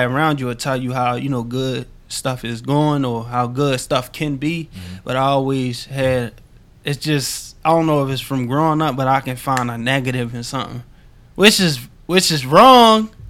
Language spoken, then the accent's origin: English; Baltimore, Maryland, United States; growing up in Baltimore, growing up in South Baltimore, like, no matter what part of Baltimore you in, you have to keep an edge